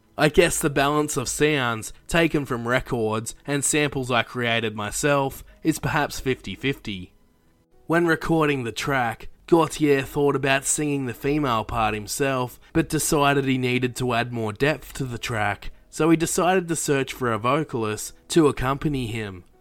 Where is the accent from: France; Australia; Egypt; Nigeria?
Australia; an Australian myself